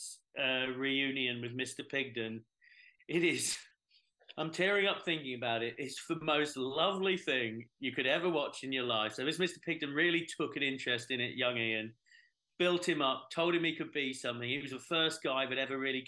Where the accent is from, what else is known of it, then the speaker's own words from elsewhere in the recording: England, United Kingdom; as an Englishman